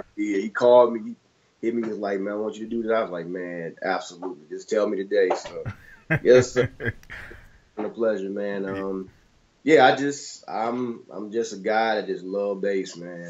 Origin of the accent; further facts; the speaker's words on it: Detroit, Michigan, United States; growing up in Detroit